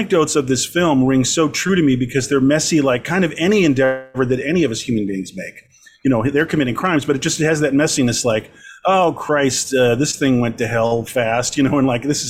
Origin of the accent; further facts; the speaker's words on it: Long Beach, California, United States; was born and raised in Long Beach